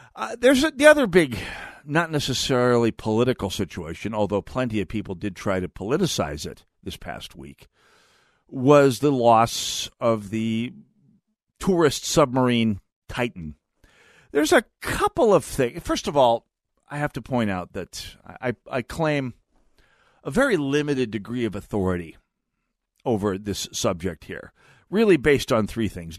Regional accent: North Dakota, United States; I'm from North Dakota

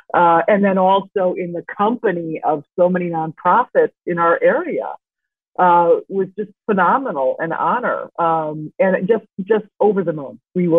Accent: Chicago, Illinois, United States; I'm from Chicago originally.

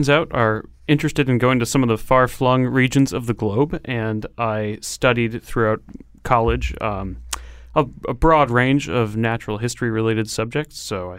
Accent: Connecticut, United States; Growing up in Connecticut, it is a fantastic place to grow up and be attuned to the natural world around you.

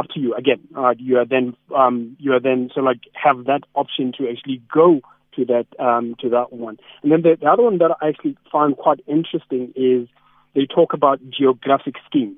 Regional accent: King William's Town, Eastern Cape, South Africa; King William's Town. I know we're not small. I mean, my hometown

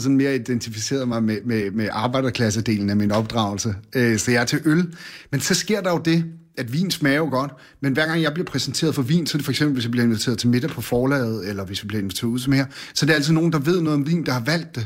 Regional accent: Bornholm, Capital Region of Denmark, Denmark; born or raised there; also born or lived in Randers

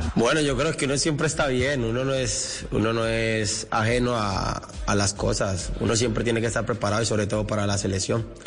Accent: Colombia; estar nuevamente en mi selección, en mi país, representándolo

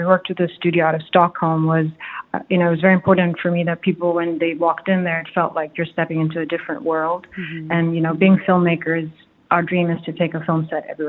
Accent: Nairobi, Kenya; now in Dubai, United Arab Emirates; But we grew up in Nairobi, we're Kenyan, and Dubai's also been home for many years, and you know, lots of travels led us back here as adults.

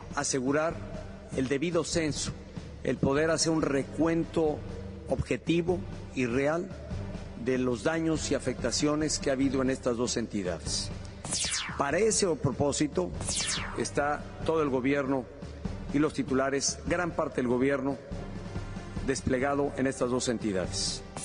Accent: Mexico; somos la familia mexicana

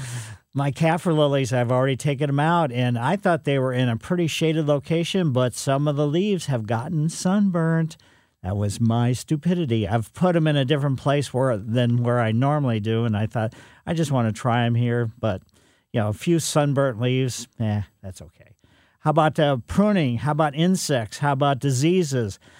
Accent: Ellisville, Missouri, United States; When I was growing up in Ellisville

